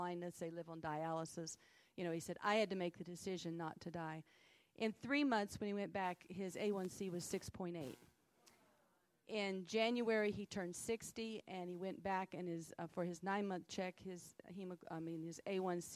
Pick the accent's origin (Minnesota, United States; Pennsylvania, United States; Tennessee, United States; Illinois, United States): Tennessee, United States; Greeneville; I'm from Greenville, Tennessee